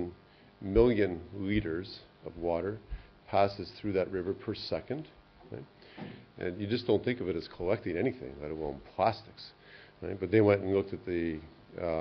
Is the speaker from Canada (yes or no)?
yes; Canada; I'm from Canada